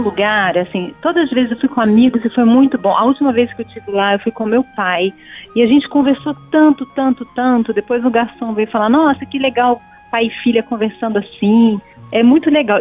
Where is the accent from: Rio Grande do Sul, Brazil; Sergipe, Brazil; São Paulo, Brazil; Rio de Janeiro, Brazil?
Rio de Janeiro, Brazil; eu que sou do Rio